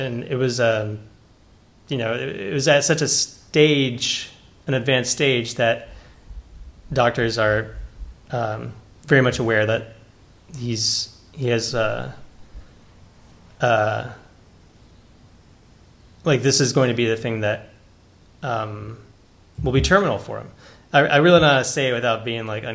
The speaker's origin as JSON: {"language": "English", "country": "United States", "said": "I'm an American kind of intruding on this very dearly held cultural icon of theirs"}